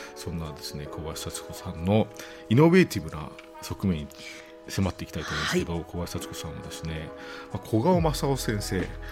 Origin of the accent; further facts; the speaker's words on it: Kyushu, Japan; 僕はあの九州出身なんで